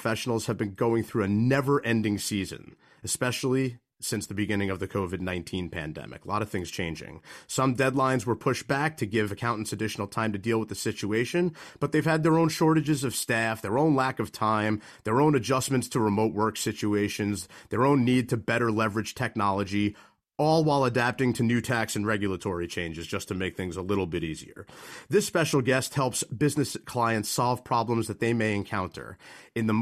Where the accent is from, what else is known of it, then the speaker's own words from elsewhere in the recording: Manalapan, New Jersey, United States; based right here in my hometown of Manalapan